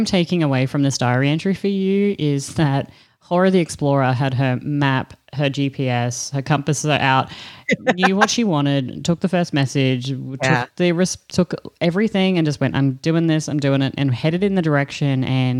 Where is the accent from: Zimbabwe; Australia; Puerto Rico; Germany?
Australia